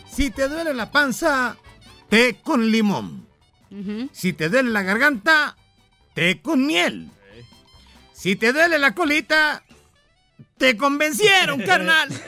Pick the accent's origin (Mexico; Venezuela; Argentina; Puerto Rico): Mexico; Guadalajara, Jalisco; soy de Guadalajara, Jalisco.